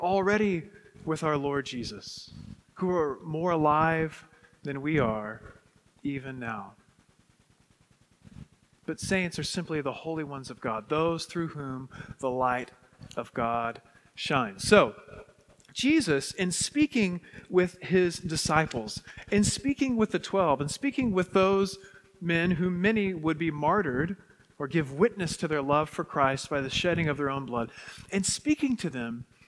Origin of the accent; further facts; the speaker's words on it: West Texas, United States; where I grew up in West Texas